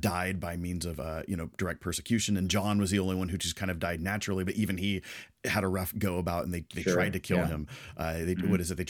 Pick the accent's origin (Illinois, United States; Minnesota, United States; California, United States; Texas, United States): California, United States; the Bay Area; I grew up in the Bay Area in California.